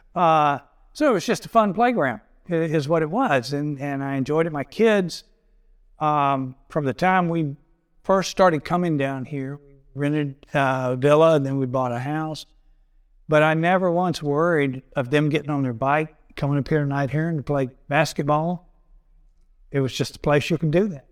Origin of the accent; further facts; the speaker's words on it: Augusta, Georgia, United States; now in Kiawah Island, United States; I grew up in outside Augusta, Georgia, rural setting, the typical dead end dirt road.